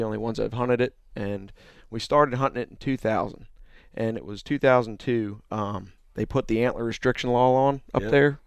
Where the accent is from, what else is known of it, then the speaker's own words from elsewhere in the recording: Green Lane, Pennsylvania, United States; moved away; I'm originally from there. I moved down here in 2003